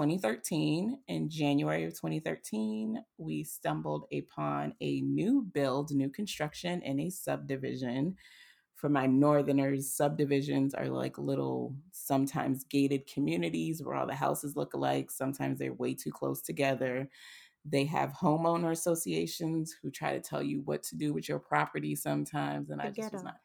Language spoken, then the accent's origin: English; Boston, Massachusetts, United States; moved away as an adult; now in Atlanta, United States; despite being born and raised in Boston, I am a Southern Belle at heart